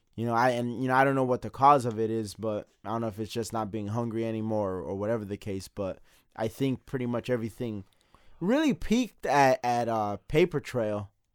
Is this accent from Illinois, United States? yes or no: yes; Chicago, Illinois, United States; we are from Chicago